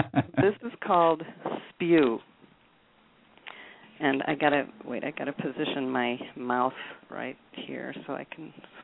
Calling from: Chicago, Illinois, United States

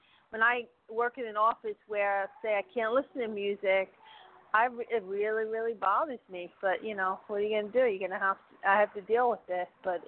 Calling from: Florida, United States; from Florida.

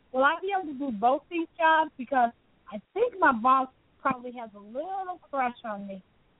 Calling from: Chicago, Illinois, United States; Illinois. I mean, Chicago.

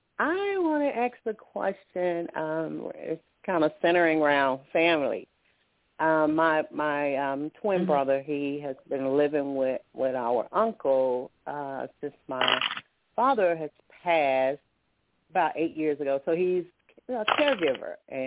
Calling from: Alabama, United States; I'm calling from Alabama.

